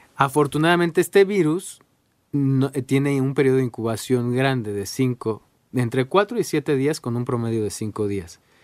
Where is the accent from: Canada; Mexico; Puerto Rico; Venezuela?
Mexico